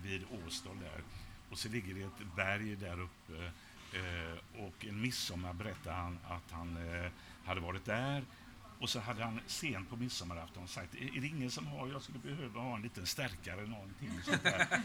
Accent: Gothenburg, Västra Götaland, Sweden; jag är uppvuxen i Biskopsgården

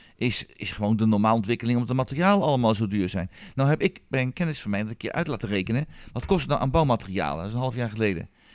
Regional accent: western Netherlands, Netherlands; moved away; oorspronkelijk waar ik vandaan kom uit het westen van het land

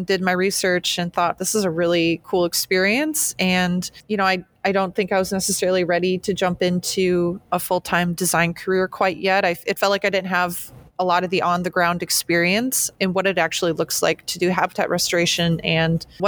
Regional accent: Shawano, Wisconsin, United States; moved away as an adult; also born or lived in Eau Claire, Wisconsin / Oregon; now in Green Bay, United States; I'm originally from Shawano, Wisconsin, which is actually just 40-ish minutes north of Green Bay

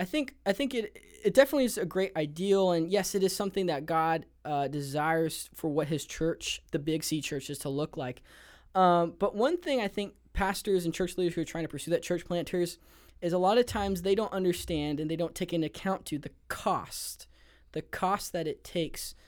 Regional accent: Los Angeles, California, United States; I grew up in the Los Angeles area of San Gabriel Valley, San Gabriel Valley of Los Angeles

